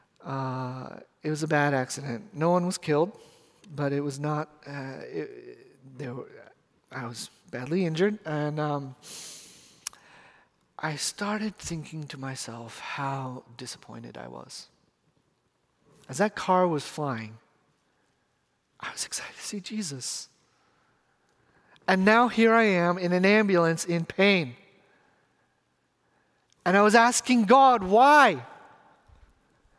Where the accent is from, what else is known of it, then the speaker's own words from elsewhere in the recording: Renton, Washington, United States; I'm from Renton